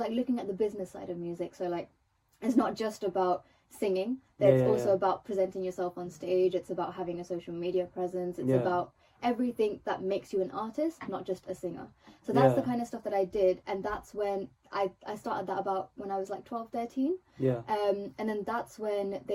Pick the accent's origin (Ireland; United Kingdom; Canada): United Kingdom; England; first language Telugu; I was brought up in England, so obviously I'm going to be singing in English